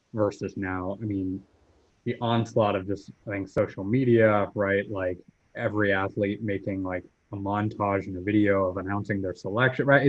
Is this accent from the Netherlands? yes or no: no; Atlanta, Georgia, United States; I grew up in Atlanta. I'm based here